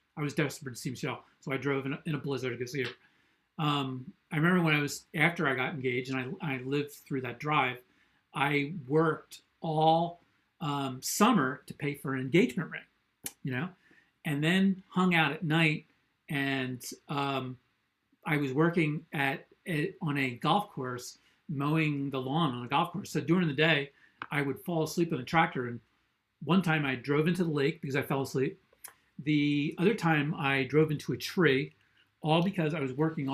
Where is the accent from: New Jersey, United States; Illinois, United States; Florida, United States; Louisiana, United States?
New Jersey, United States; I grew up in New Jersey. This is my home state.